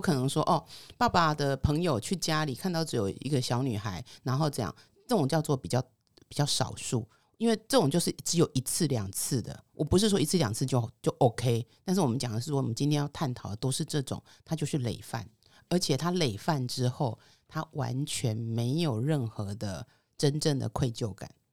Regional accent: Taichung, Taiwan; 我的故乡台中

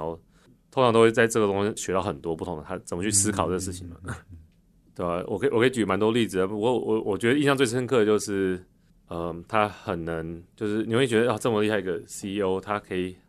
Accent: Taichung, Taiwan; moved away as an adult; 我是台中人，所以台中很热嘛

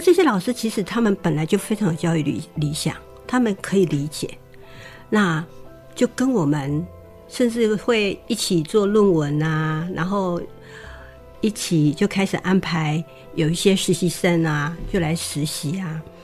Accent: Taiwan; 原来我是跟他们一伙，就是台湾人

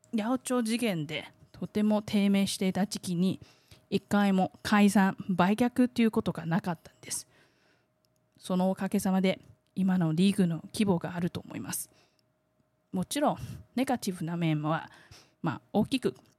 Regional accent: Taiwan; 台湾生まれ台湾育ち

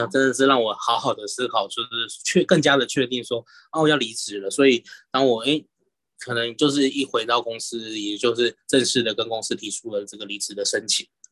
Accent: Keelung, Taiwan; 因为我是基隆人嘛

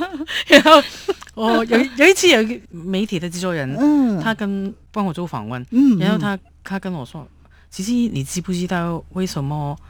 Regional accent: Hong Kong; now in Taiwan; 所以我们香港人呢就喝汤就不吃料

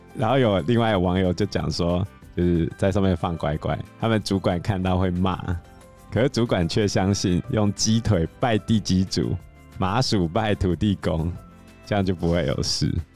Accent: Taiwan; 我们台湾还有拍过兔儿神的故事啊

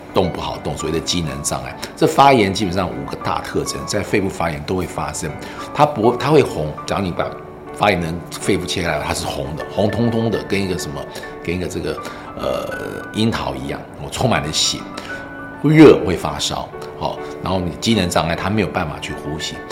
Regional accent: Taiwan; 我们台湾人

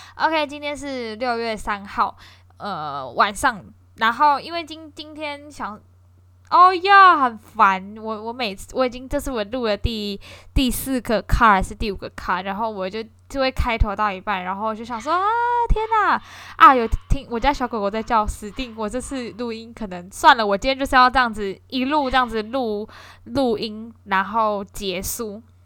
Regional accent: Kaohsiung, Taiwan; 因为我高雄人啦

